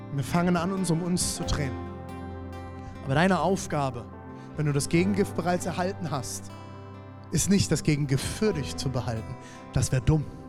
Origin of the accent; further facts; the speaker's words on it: Germany; also born or lived in Erfurt; als Deutscher